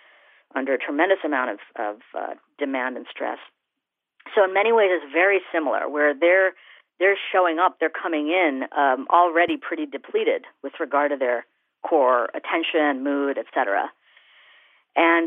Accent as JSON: {"language": "English", "country": "India", "said": "as an Indian woman"}